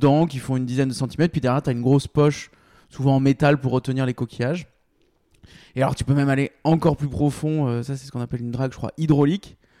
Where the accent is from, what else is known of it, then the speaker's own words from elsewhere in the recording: Bordeaux, Nouvelle-Aquitaine, France; je suis bordelais